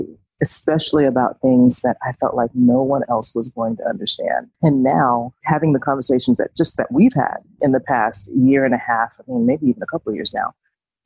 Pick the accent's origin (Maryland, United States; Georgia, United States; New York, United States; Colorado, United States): Georgia, United States; Atlanta; moved away as an adult; now in Southwest Virginia, United States; I am from Atlanta, Georgia. I currently live in Southwest Virginia, and I've been here for almost 5 years now